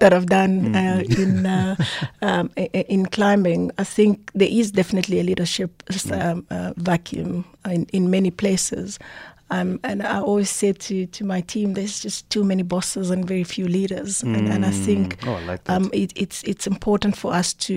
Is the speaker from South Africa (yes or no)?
yes; South Africa; I'm proudly South African.